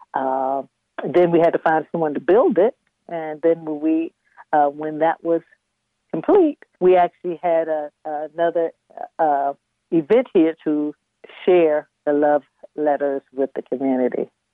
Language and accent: English; Washington, District of Columbia, United States; also born or lived in Richmond, Virginia / Maryland; now in Reedville, United States; when I was about four or five, we relocated to the Washington metropolitan area, and that's where I grew up. I, I went to school, public schools in Washington D.C.